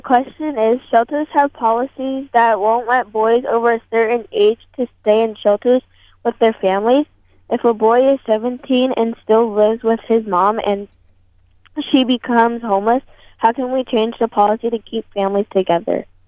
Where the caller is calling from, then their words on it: Newark, New Jersey, United States; I'm calling from Newark right now.